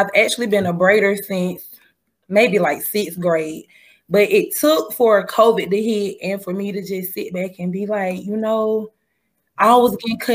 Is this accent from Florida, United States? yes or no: no; Macon, Georgia, United States; I stay here in Macon, and I'm from Macon